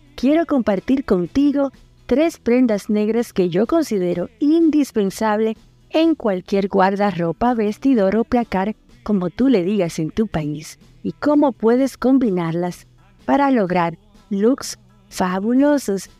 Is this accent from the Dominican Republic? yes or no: yes; Dominican Republic; now in Argentina; una dominicana en Argentina.